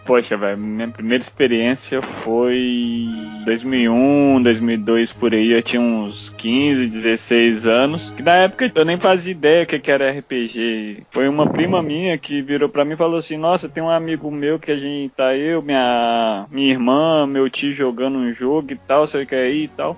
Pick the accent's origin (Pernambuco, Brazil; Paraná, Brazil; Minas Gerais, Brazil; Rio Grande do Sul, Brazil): Minas Gerais, Brazil; Belo Horizonte; eu sou de Belo Horizonte